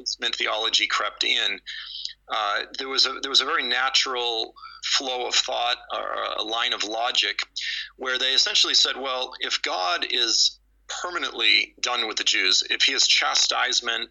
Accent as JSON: {"language": "English", "town": "Boston", "region": "Massachusetts", "country": "United States", "tie": "born or raised there", "said": "I was raised in Boston, and or south of Boston"}